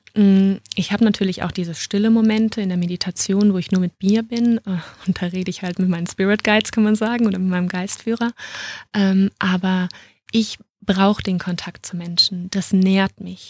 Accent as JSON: {"language": "German", "town": "Düsseldorf", "region": "North Rhine-Westphalia", "country": "Germany", "moved": "as an adult", "lives_now": "Munich, Germany", "said": "Ich bin eigentlich eine Rheinländerin und ähm, bin dann aus Düsseldorf nach München gezogen"}